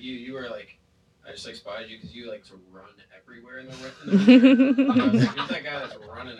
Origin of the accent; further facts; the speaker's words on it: Pittsburgh, Pennsylvania, United States; moved away as an adult; I grew up in Pittsburgh.